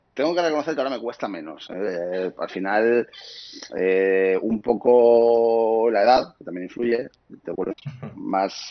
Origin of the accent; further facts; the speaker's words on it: Asturias, Spain; moved away as an adult; now in Madrid, Spain; soy de Asturias, eh, viví hasta 25 años, me fui a vivir a Madrid